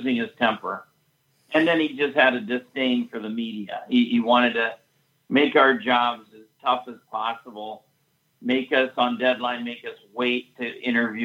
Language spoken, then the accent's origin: English; Indiana, United States; moved away as an adult; also born or lived in Iowa; now I'm from Indiana